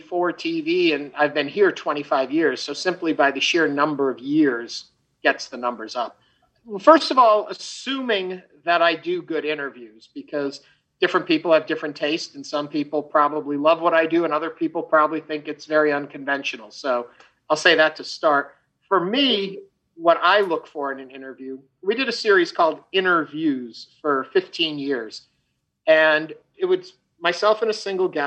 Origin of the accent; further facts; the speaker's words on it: United States; moved away as an adult; also born or lived in Chicago; now in Houston, United States; I grew up outside of New York City.